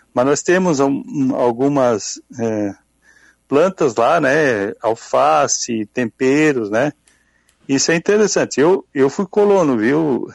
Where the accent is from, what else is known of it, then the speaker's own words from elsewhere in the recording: Forquilhinha, Santa Catarina, Brazil; moved away; sou natural de Forquilinha, fiquei uhum. quase 50 anos fora